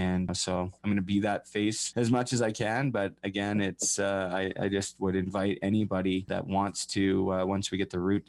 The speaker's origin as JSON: {"language": "English", "town": "Port Coquitlam", "region": "British Columbia", "country": "Canada", "tie": "born or raised there", "said": "I'm also from Port Coquitlam, which is the hometown of Terry Fox. So that's where I grew up"}